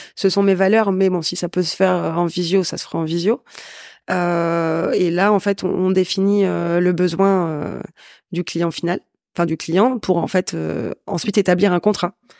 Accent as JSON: {"language": "French", "town": "Valenciennes", "region": "Hauts-de-France", "country": "France", "said": "je viens de Valenciennes, donc c'est encore plus petit"}